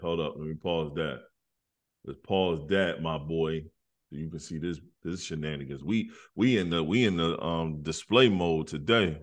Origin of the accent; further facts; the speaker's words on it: South Carolina, United States; moved away as an adult; also born or lived in Detroit; now in North Carolina, United States; I went all middle school and high school in South Carolina. I'm from